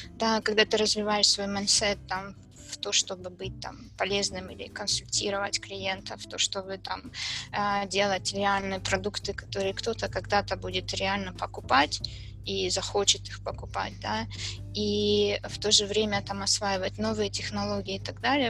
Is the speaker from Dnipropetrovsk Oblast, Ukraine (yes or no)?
no; Kharkiv, Kharkiv Oblast, Ukraine; я из Харькова